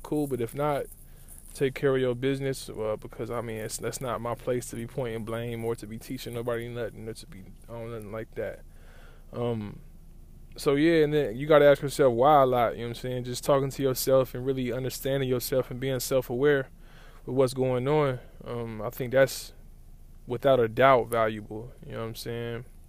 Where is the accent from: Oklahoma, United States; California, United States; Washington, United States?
Oklahoma, United States; Lawton; moved away; growing up in Lawton has given me a certain viewpoint of the world